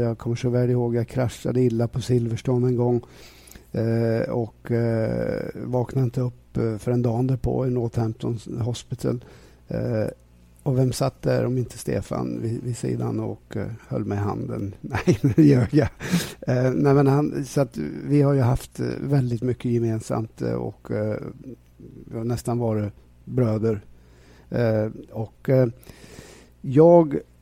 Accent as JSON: {"language": "Swedish", "country": "Sweden"}